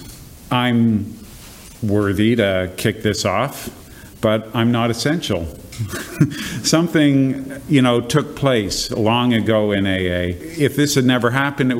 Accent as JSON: {"language": "English", "country": "Canada", "said": "as a Canadian"}